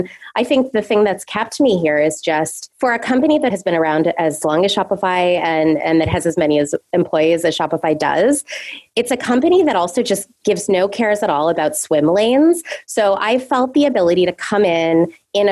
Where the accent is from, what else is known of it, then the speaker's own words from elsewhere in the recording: Canada; moved away as an adult; also born or lived in south of France; now in New York, United States; I'm originally from Canada